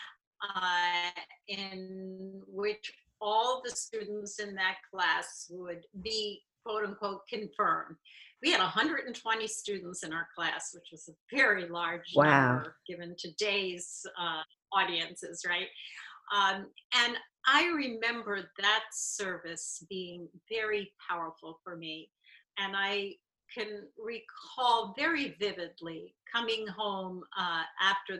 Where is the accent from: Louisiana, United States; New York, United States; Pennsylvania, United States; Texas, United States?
Pennsylvania, United States; Philadelphia; now in Indianapolis, United States; I grew up in a synagogue in Philadelphia